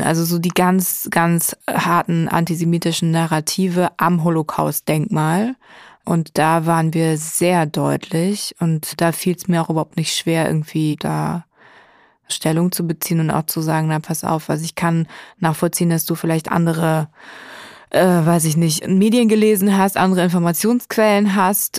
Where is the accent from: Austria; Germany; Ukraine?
Germany; als Deutsche